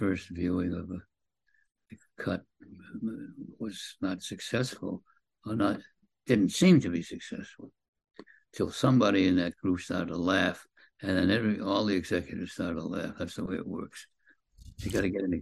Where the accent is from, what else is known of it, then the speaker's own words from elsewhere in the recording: Boston, Massachusetts, United States; moved away; I was a kid from Boston